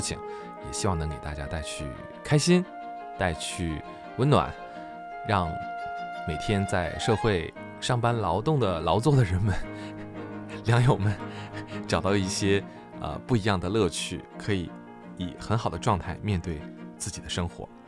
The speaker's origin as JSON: {"language": "Chinese", "region": "Northeast China", "country": "China", "said": "您觉得为什么我们东北这边非常重视这种文化呢？"}